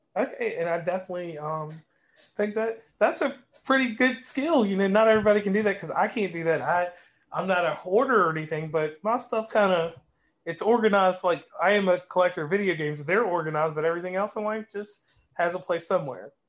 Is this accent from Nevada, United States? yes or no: no; West Virginia, United States; I'm from West Virginia